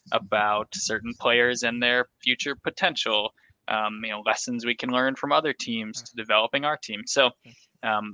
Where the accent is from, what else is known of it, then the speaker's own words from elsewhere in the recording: Delano, Minnesota, United States; I'm from Delano, Minnesota, and there's a huge 4th of July carnival in Delano every year. When I was a kid, we'd all go to it